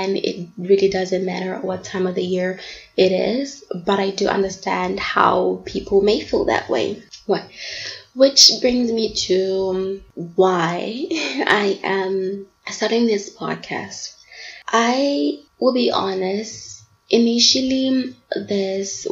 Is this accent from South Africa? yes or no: yes; South Africa; also born or lived in Bangkok, Thailand / Durban; I am from South Africa. I'm 25 years old and I currently live in Durban.